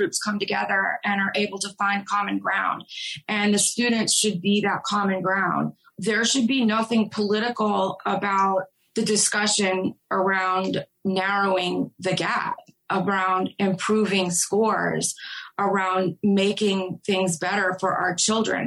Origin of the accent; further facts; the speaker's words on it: New Orleans, Louisiana, United States; moved away as an adult; now in Charlotte, United States; I'm from New Orleans. Moving to Charlotte, it's been really difficult for me to adjust because this is a much more segregated city than where I grew up and where I came from